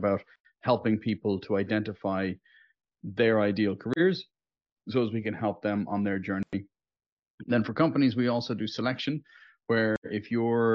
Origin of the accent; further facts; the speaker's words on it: Dublin, Leinster, Ireland; from Dublin in Ireland, which is also known as the center of the known universe